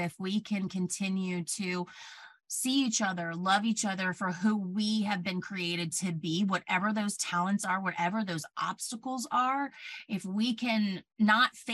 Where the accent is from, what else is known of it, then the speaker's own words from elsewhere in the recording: Plant City, Florida, United States; moved away as an adult; also born or lived in New York; I'm from Plant City originally. I grew up in a very small, homogenous town